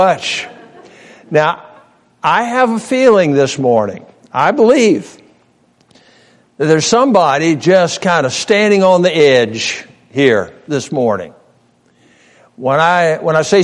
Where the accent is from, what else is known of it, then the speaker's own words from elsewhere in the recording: Norfolk, Virginia, United States; I grew up in Norfolk, Virginia. That was home, born and reared there.